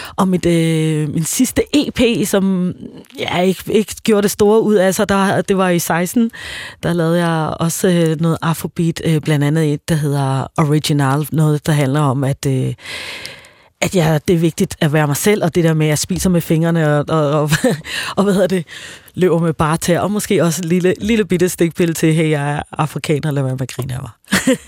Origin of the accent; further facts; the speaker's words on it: Tanzania; now in Denmark; jeg voksede op i Tanzania